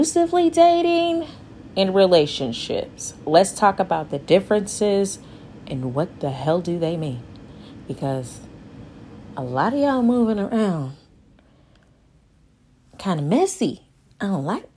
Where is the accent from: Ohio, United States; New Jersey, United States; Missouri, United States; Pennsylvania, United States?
Missouri, United States; St. Louis; I am from St. Louis, Missouri